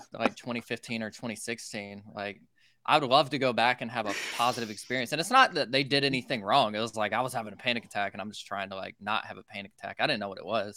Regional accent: Social Circle, Georgia, United States; I grew up in a tiny town called Social Circle, Georgia, in the middle of nowhere

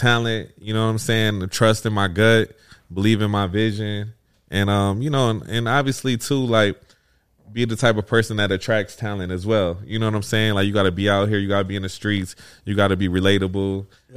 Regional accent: Flint, Michigan, United States; moved away as an adult; also born or lived in Atlanta, Georgia / New York City; I'm from a small city. I'm from Flint, Michigan.

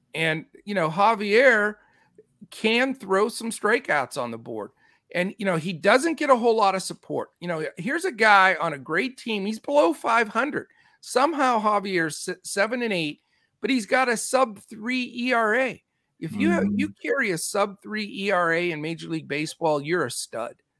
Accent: California, United States; I am boy from Cali

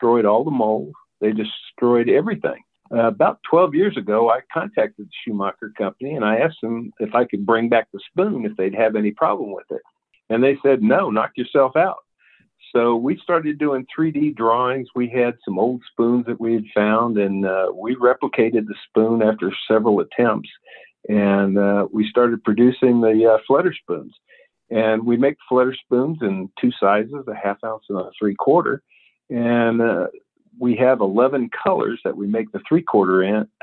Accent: Cheyenne, Wyoming, United States; now in Richland, United States; I'm originally from Cheyenne, Wyoming, but I live now in Richland, Missouri

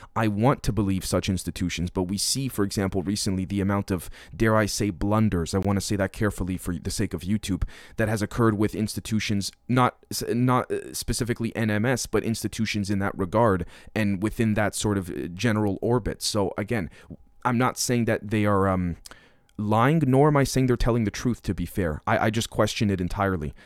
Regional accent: Canada; now in Manitoba, Canada; a Canadian being here in, in, uh, in Manitoba

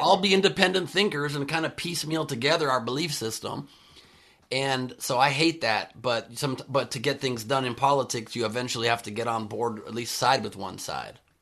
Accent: Beverly Hills, California, United States; also born or lived in San Fernando Valley, Los Angeles / San Diego; we were lower middle class family growing up in Beverly Hills

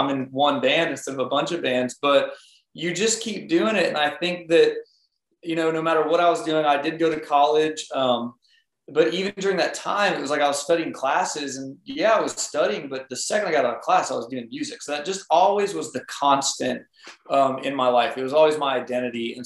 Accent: Smyrna, Tennessee, United States; I was raised in Smyrna, Tennessee

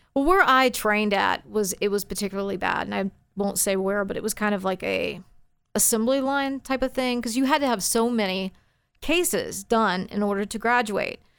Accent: Forney, Texas, United States; also born or lived in Dallas, Texas; I grew up in Forney

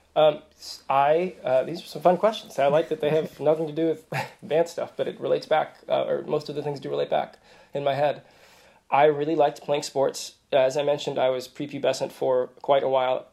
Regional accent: Kansas City, Kansas, United States; also born or lived in Virginia; I grew up on the in, in, a suburb on the Kansas side

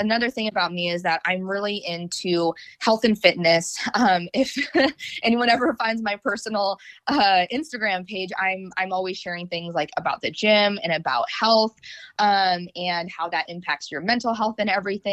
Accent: North Idaho, United States; also born or lived in North Carolina; now in Raleigh-Durham, United States; I grew up in North Idaho

